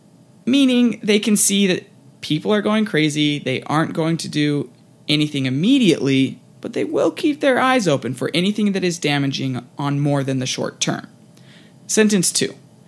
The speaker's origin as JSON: {"language": "English", "country": "United States", "said": "as an American"}